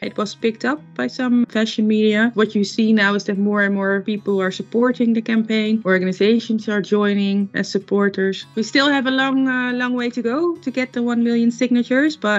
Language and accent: English; Netherlands; I'm from the Netherlands.